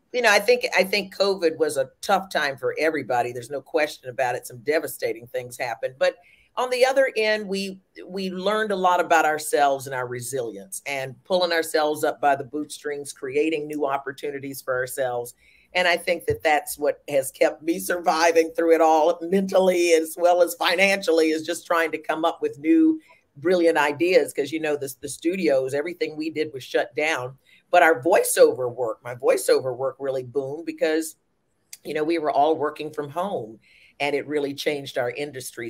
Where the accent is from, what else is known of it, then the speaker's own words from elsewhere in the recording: Winston-Salem, North Carolina, United States; moved away; also born or lived in New Jersey; I'm originally from North Carolina